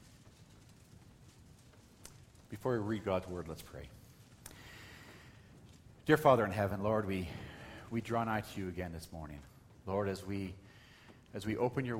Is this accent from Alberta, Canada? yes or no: yes; Calgary, Alberta, Canada; when I was a teenager growing up in Calgary